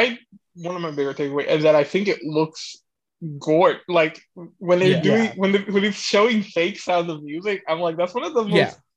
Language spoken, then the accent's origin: English; Houston, Texas, United States; you could have just asked me to guess what growing up in Houston in the 60s was